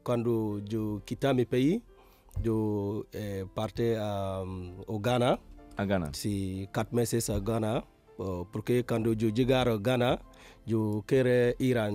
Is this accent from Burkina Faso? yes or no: yes; Burkina Faso; Spanish is a second language; moved away as an adult; now in Spain; a mi país, Burkina Faso, yo tengo um, empresa